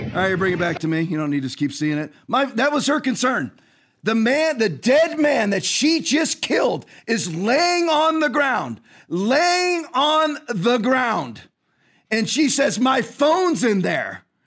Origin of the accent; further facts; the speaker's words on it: California, United States; moved away; I was born in California